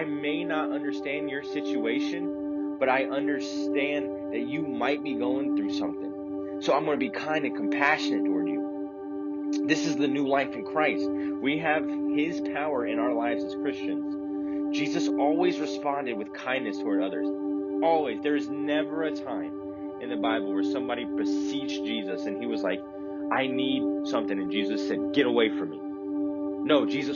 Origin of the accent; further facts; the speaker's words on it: the South, United States; also born or lived in Chicagoland; now in Chicago, United States; growing up in the South